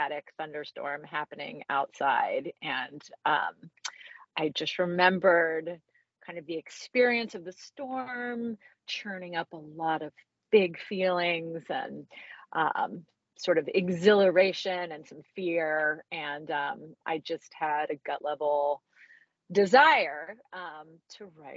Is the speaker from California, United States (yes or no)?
no; Central Florida, United States; I grew up in Central Florida